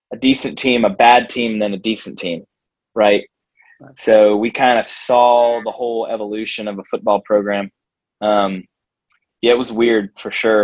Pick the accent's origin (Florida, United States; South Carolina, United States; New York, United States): Florida, United States; Jacksonville; I grew up in Jacksonville